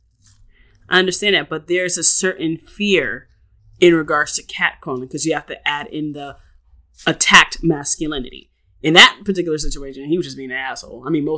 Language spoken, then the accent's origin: English; New York City, New York, United States; we grew up in New York City